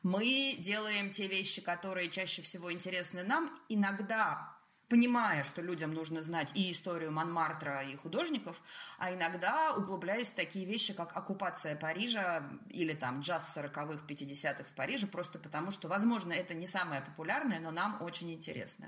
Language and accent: Russian; Russia; moved away as an adult; also born or lived in Saint Petersburg; now in France; Я уезжала из России 30-летний, профессионалом, состоявшийся, зарплата, квартира